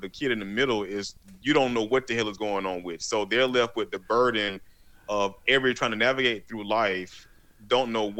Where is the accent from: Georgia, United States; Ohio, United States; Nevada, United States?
Georgia, United States; Macon; I come from Macon, Georgia, which is in the deep south of Georgia